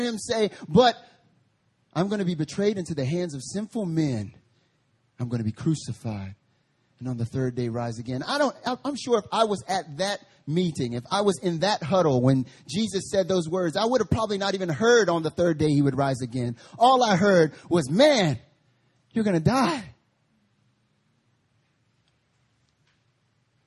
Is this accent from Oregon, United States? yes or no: no; North Carolina, United States; now in Seoul, South Korea; I'm from North Carolina